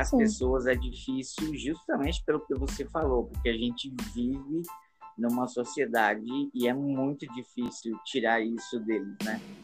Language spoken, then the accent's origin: Portuguese; Paraná, Brazil; moved away; lá no Paraná, onde eu nasci